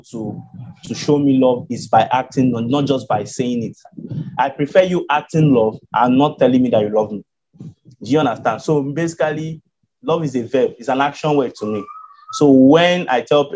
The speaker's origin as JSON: {"language": "English", "region": "Lagos", "country": "Nigeria", "said": "I'm from Nigeria, Lagos State, Nigeria"}